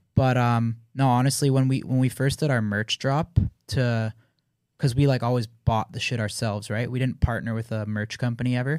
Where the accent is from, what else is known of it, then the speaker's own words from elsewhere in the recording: Canada; I'm Canadian